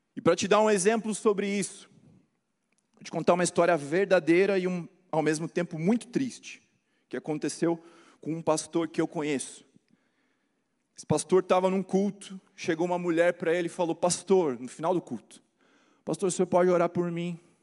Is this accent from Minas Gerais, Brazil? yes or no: no; Curitiba, Paraná, Brazil; Eu sou de Curitiba